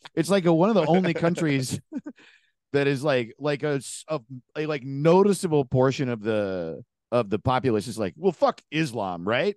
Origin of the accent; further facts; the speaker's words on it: an hour north of New York City, United States; moved away as an adult; also born or lived in Los Angeles, United States; I'm from New York State, an hour north of New York